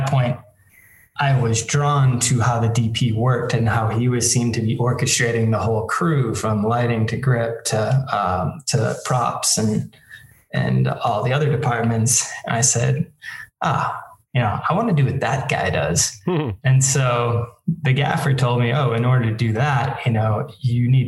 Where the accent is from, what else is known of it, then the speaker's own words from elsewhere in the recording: Boston, Massachusetts, United States; moved away as an adult; also born or lived in Colorado / Los Angeles, California; now in Santa Monica, United States; I grew up outside of Boston in a suburb outside of Boston